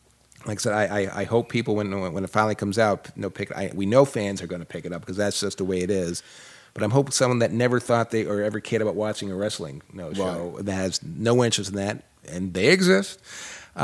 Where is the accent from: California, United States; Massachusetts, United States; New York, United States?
Massachusetts, United States; Boston; accent: thick Boston; moved away; also born or lived in Atlanta; growing up in Boston, I had a certain feeling about the South